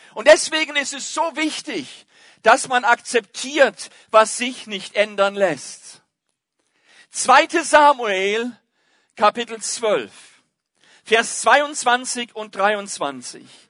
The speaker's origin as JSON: {"language": "German", "country": "Germany", "said": "bei uns in Deutschland, da ist Fußball immer noch König"}